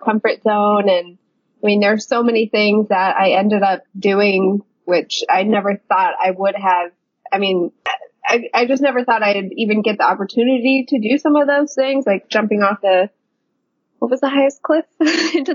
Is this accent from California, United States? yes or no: yes; Southern California, United States; moved away as an adult; also born or lived in Brooklyn, New York; I'm originally from Southern California. Moved to New York City when I was about 25